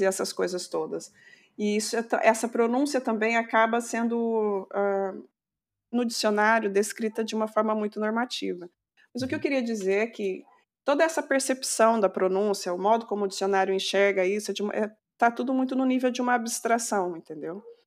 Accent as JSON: {"language": "Portuguese", "country": "Brazil", "said": "nós, uh, brasileiros"}